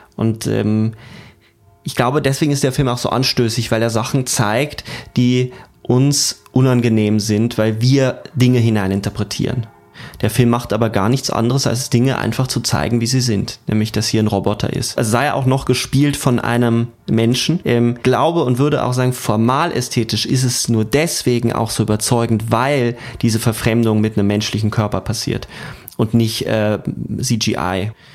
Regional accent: Germany; bei uns in Deutschland

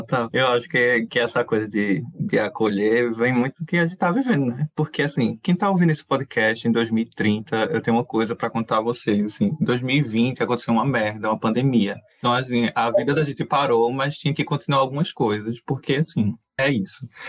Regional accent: Recife, Pernambuco, Brazil; a gente é de Recife

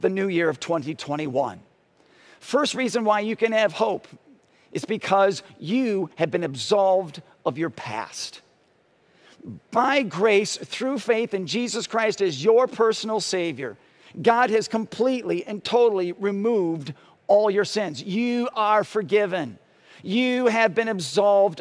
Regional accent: Parma, Ohio, United States; When I was growing up in Parma, I was in elementary school

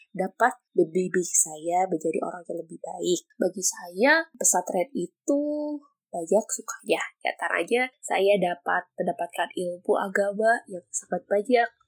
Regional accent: Bandung, West Java, Indonesia; Saya berasal dari kota Bandung.

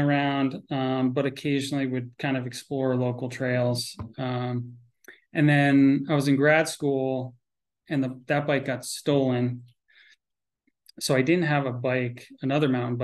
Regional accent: Connecticut, United States; also born or lived in Vermont; I grew up in Connecticut.

